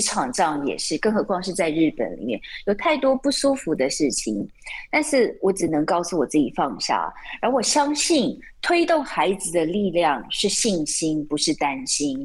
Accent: Taiwan; moved away as an adult; now in Japan; 我是从台湾来的，我们早餐都在外面买的

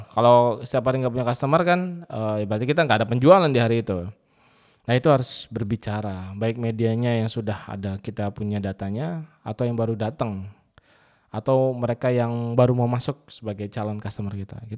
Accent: Indramayu, West Java, Indonesia; dia nggak tahu kalau saya dari Indramayu.

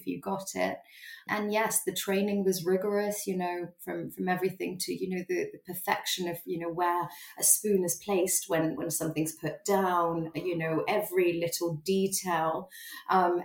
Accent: Singapore; I grew up in Singapore.

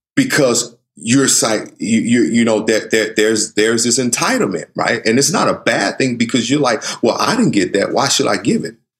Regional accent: the South, United States; I grew up in the South

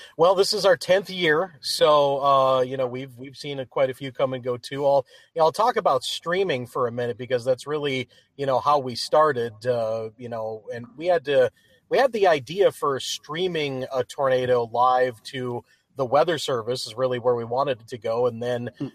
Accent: Upper Peninsula of Michigan, United States; I grew up in the Upper Peninsula of Michigan

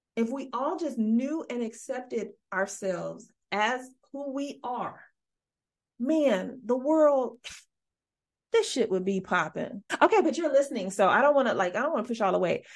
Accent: Midwest, United States; I'm from the Midwest

